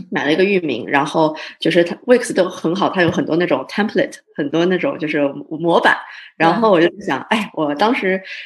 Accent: Canada; 我自己是算是比较小的时候在加拿大长大的，然后加拿大算是我的家

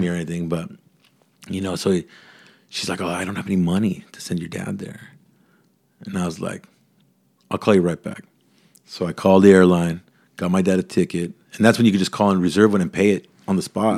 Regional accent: Mission Viejo, California, United States; also born or lived in Mexico; growing up in Mission Viejo

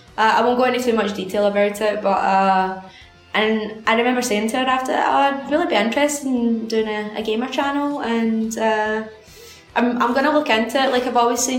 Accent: Airdrie, Scotland, United Kingdom; the Airdrie Town Hall, because that's my hometown

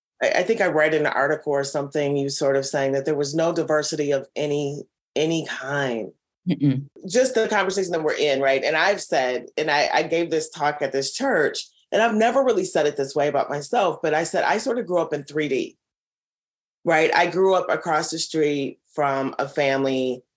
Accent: Minneapolis, Minnesota, United States; I grew up in North Minneapolis

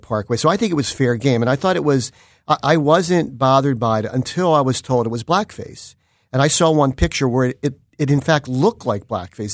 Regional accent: Philadelphia, Pennsylvania, United States; I grew up in Overbrook Park in nineteenth District, so I consider myself someone that grew up on the Mummers

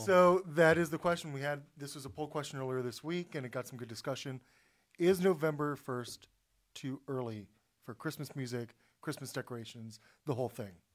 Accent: Florida, United States; I grew up in Florida

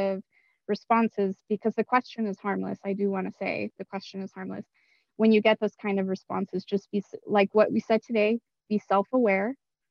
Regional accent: Los Angeles, California, United States; So I grew up in South Central Los Angeles. And for those folks who don't know, it has a reputation of being a dangerous place to live. Definitely not, a nice area

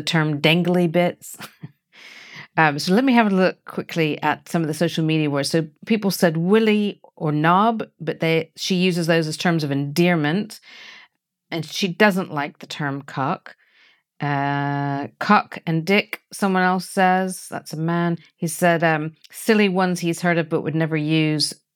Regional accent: United States; now in United Kingdom; although I'm American by birth, I have lived in the U K much longer than I ever lived in America

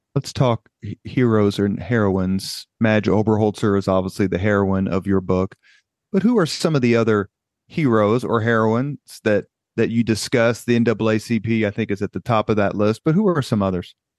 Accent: Indianapolis, Indiana, United States; I grew up on University Avenue and would walk past both those houses on my way to school every day

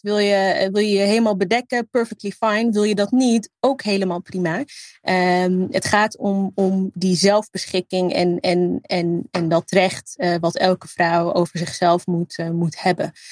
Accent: Netherlands; mijn roots liggen in Libië. Eh, en het, hier opgroeien, eh, en, eh, eigenlijk daar een groot gedeelte van mijn familie hebben

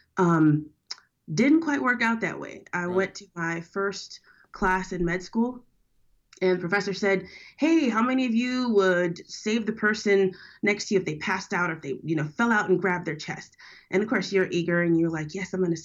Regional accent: New Orleans, Louisiana, United States; moved away as an adult; now in San Francisco, United States; I'm from born and raised in New Orleans

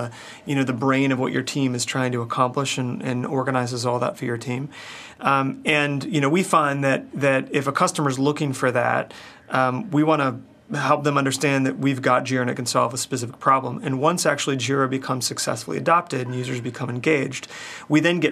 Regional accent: United States; Grew up in Washington

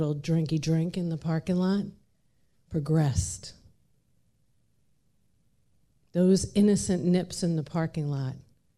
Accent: Long Island, New York, United States; I grew up in Long Island, New York. My parents came here from Dublin, Ireland.

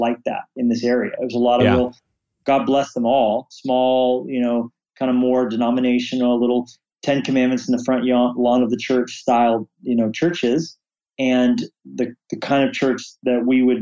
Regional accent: Rocky Mountains of Colorado, United States; also born or lived in Orange County, California; now in Montana, United States; I grew up in the Rocky Mountains of Colorado

